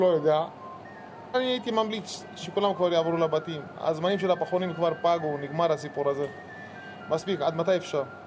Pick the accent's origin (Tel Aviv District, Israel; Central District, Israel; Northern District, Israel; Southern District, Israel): Southern District, Israel; Rahat; אני מרהט